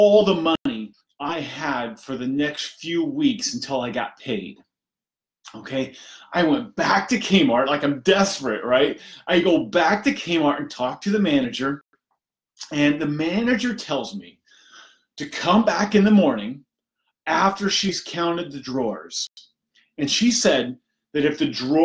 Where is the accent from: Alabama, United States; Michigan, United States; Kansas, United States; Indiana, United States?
Indiana, United States; I grew up in Indiana, simple background, simple upbringing.